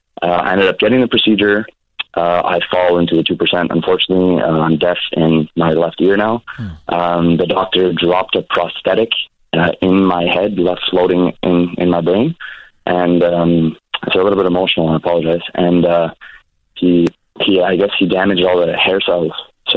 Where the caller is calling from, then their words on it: Montreal, Quebec, Canada; I'm calling from Montreal, Quebec, Canada.